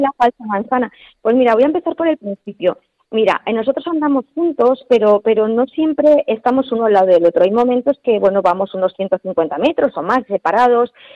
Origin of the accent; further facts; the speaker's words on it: Valencian Community, Spain; yo soy una valenciana que estudió turismo